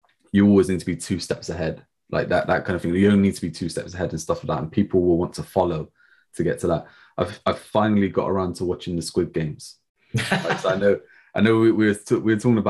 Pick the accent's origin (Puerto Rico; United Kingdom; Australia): United Kingdom; England; us being English, you know, being British